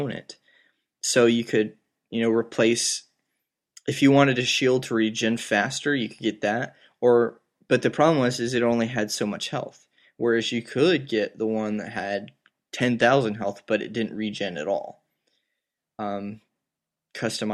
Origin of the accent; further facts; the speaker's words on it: South Georgia, United States; the people I grew up with in South Georgia